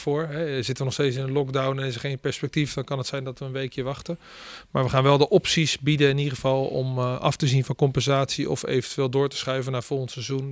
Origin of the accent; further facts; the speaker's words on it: the West, Randstad, Netherlands; moved away as an adult; also born or lived in Rotterdam; now in Groningen, Netherlands; het is iets meer open waar ik vandaan kom